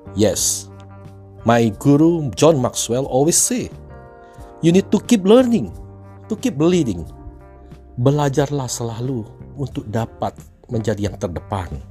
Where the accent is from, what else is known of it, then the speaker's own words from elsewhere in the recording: Palembang, South Sumatra, Indonesia; Saya lahir di Palembang sebuah kota yang indah dan kaya sejahtera di Sumatera Selatan